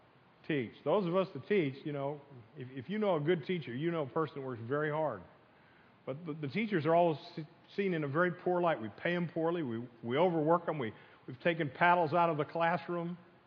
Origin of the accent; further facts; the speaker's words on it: Pennsylvania, United States; now in Florida, United States; I came from Pennsylvania. I hate cold weather like we have this morning. And I moved down here with my family. My family moved here in 67, and I consider myself a Floridian.